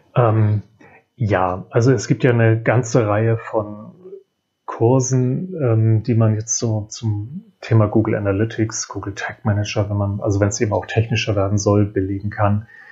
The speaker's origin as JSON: {"language": "German", "region": "Hamburg", "country": "Germany", "said": "für mich als Hamburger"}